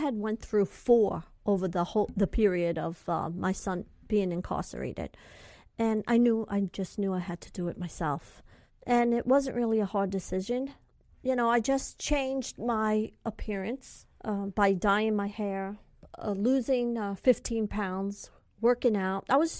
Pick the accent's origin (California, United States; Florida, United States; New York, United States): California, United States; I'm from California, and I don't know where this is and that is.